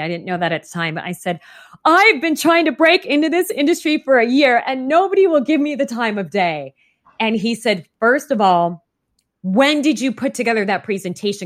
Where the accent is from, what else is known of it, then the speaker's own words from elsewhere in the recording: Phoenix, Arizona, United States; I grew up in Phoenix, Arizona, and as you can imagine, it is oppressively hot there